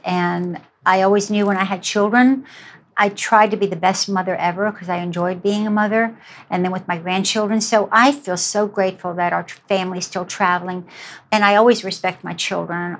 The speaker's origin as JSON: {"language": "English", "town": "New York City", "region": "New York", "country": "United States", "tie": "born or raised there", "also_born_or_lived": "Germany", "said": "I grew up in New York City"}